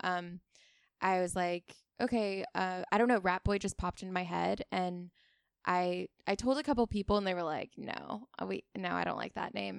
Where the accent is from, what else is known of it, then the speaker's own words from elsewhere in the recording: Oahu, Hawaii, United States; now in Ventura, United States; I grew up in Hawaii